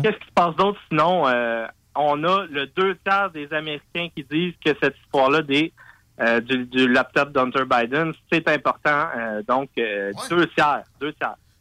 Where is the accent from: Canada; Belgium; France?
Canada; Quebec; je suis canadien, je suis québécois